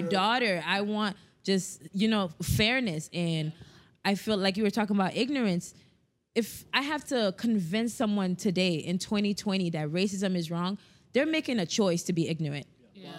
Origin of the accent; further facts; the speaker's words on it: South Florida, United States; we're from South Florida